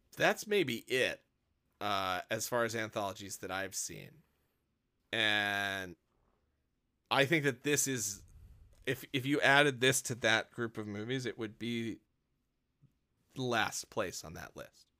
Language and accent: English; Wisconsin, United States; moved away; I grew up in Wisconsin